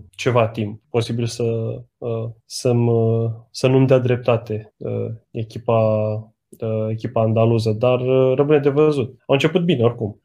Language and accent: Romanian; Romania; noi ca români